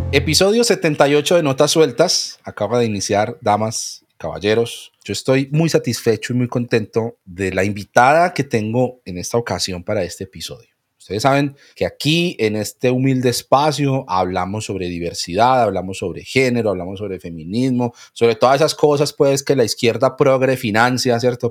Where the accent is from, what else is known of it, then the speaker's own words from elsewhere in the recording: Colombia; los colombianos somos